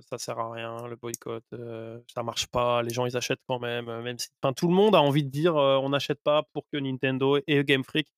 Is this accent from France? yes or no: yes; France; par chez nous en France